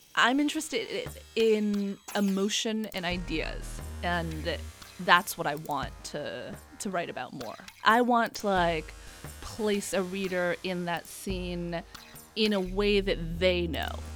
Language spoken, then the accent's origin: English; Los Angeles, California, United States; … and I grew up here in Los Angeles